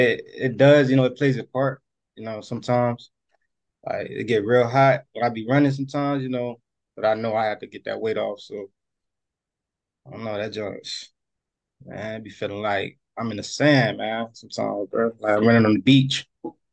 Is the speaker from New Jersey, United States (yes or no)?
yes; New Jersey, United States; I'm from North New Jersey.